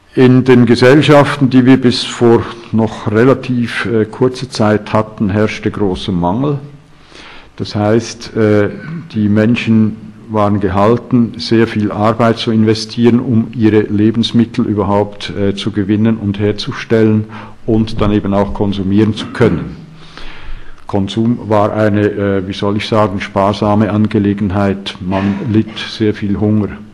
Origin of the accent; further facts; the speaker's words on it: Switzerland; bei uns in der Schweiz